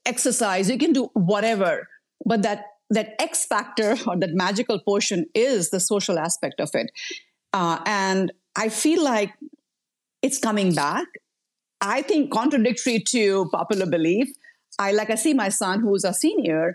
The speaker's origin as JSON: {"language": "English", "country": "India", "tie": "born or raised there", "moved": "yes", "said": "I come from India. I grew up in a community setting"}